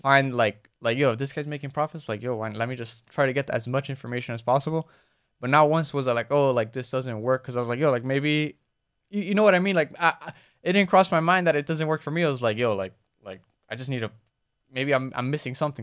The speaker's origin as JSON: {"language": "English", "town": "Miami", "region": "Florida", "country": "United States", "tie": "born or raised there"}